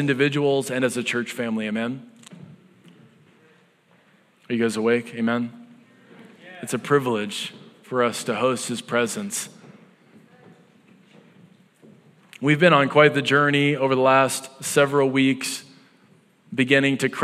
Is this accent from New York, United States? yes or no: no; North Dakota, United States; now in Iowa, United States; coming from North Dakota